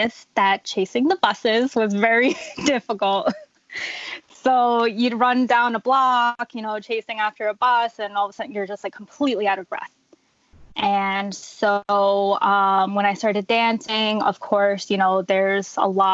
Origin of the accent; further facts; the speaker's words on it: New Jersey, United States; So I've been here my whole life. I've never moved outside of Jersey